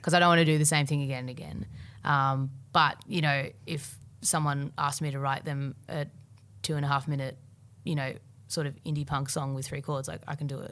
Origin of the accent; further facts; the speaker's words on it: Melbourne, Victoria, Australia; I grew up in Albert Park